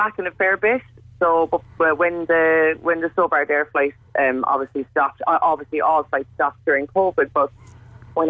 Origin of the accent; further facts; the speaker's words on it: Glanmire, Munster, Ireland; now in Bristol, United Kingdom; I'm from Glanmire